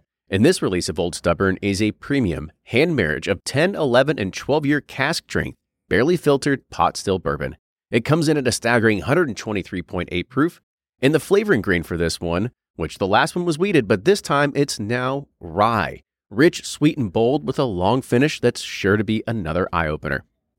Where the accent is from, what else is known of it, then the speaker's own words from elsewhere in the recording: Kentucky, United States; we're from Kentucky. We're in Louisville.